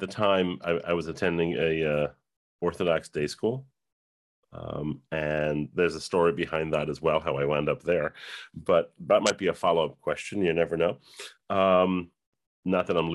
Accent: Yonkers, New York, United States; I grew up in Yonkers, New York, post-Holocaust household

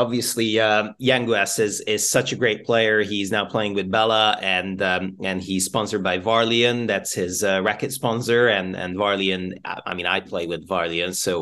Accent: Budapest, Hungary; now in United Kingdom; we are from both from Budapest

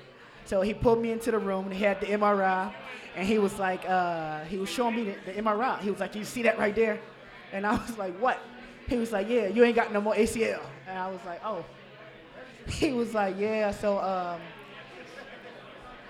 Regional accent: Savannah, Georgia, United States; moved away as an adult; now in Cincinnati, United States; I'm from Savannah now, so I'm used to 80s and 90s on Christmas

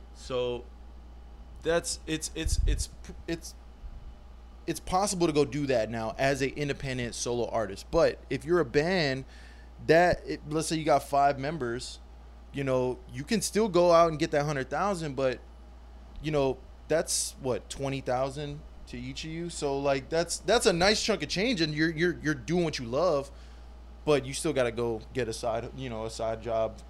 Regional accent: Guam; I'm from Guam, and, and growing up, you know, sports was a big part

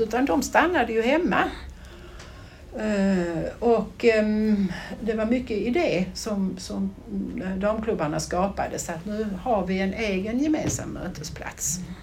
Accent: Brodda stud farm, Skåne, Sweden; jag är ju då eh, född och uppvuxen i eh, på stallgången som jag brukar säga ute på Bråda stuteri

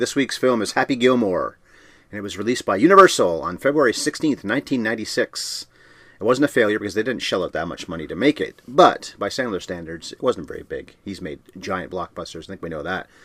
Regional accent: Canada; We're Canadian.

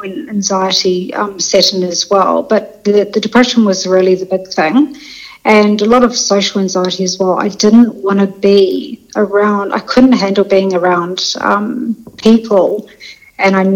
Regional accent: New Zealand; moved away as an adult; also born or lived in London; I'm originally from New Zealand, so I'm a Kiwi, but I was in London for 20 years

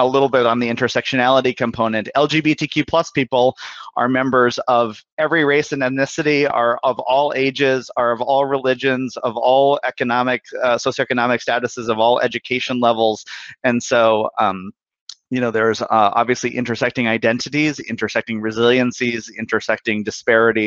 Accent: Bismarck, North Dakota, United States; moved away; I'm originally from Bismarck, North Dakota

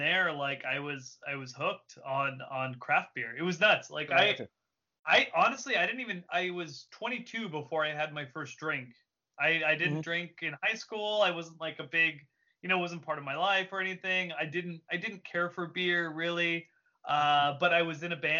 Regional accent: Simi Valley, California, United States; I'm from Simi, and in Simi Valley, which is like just outside of San Fernando Valley, which is just outside of Los Angeles

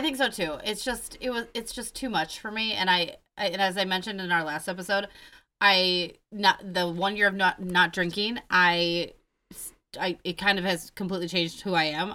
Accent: Mount Horeb, Wisconsin, United States; I go, "Madison."

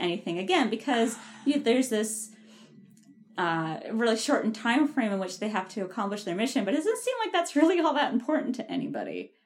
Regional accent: Ottawa, Ontario, Canada; I'm from Ottawa

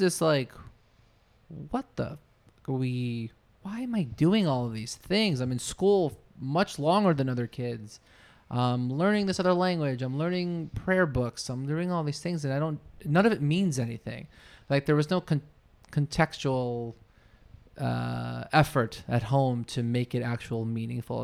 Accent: New Jersey, United States; I grew up in New Jersey

